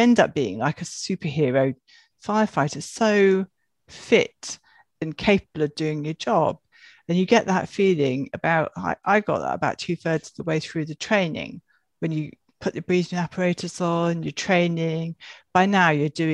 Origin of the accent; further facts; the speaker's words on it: Wales, United Kingdom; growing up in Wales, we lived in a cottage